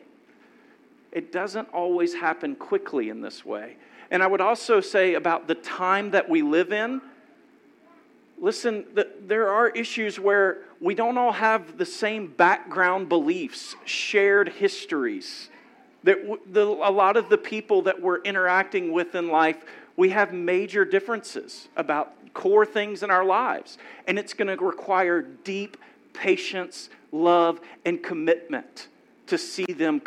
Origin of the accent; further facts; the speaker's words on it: Louisiana, United States; moved away; I grew up in Louisiana